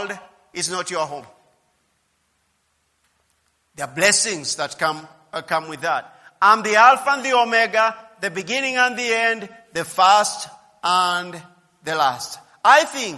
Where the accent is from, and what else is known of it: Kenya